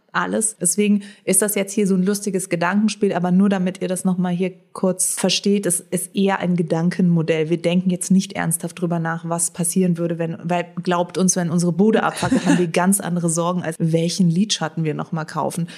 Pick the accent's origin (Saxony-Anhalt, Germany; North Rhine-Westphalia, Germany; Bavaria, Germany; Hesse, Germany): Hesse, Germany; Frankfurt; ich komme aus Frankfurt